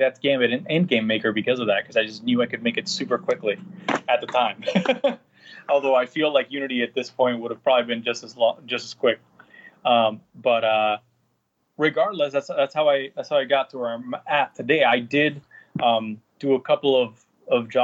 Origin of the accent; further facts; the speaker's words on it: San Juan, Puerto Rico; I was born and raised in Puerto Rico, in San Juan, Puerto Rico